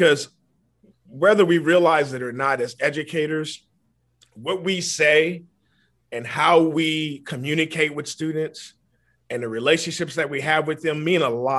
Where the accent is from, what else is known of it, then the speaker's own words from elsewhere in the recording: New Orleans, Louisiana, United States; I was born in New Orleans, Louisiana, in the Ninth Ward in particular